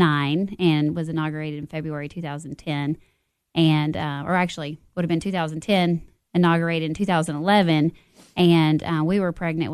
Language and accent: English; Monterey, Tennessee, United States; also born or lived in Nashville; So I was born and raised in Monterey. Went all through school. Graduated from Monterey High School.